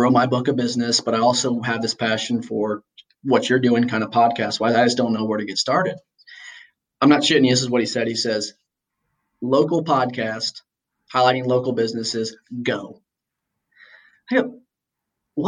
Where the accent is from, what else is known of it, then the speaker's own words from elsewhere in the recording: Indiana, United States; I've got this tie to my hometown